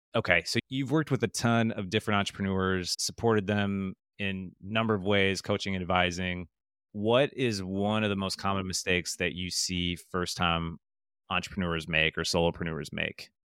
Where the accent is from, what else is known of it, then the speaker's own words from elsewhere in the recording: Wisconsin, United States; I'm from Wisconsin